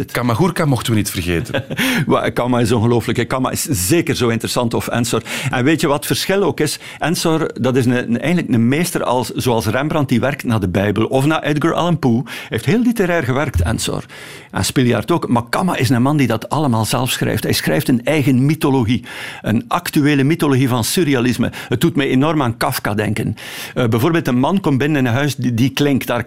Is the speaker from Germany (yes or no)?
no; Ostend, West Flanders, Belgium; Ik ben een echte Oostendenaar en ik ben ook dol op Brussel.